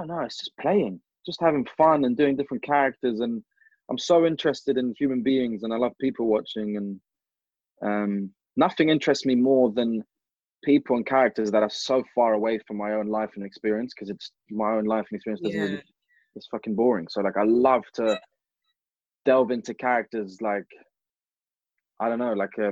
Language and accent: English; London, United Kingdom; growing up in London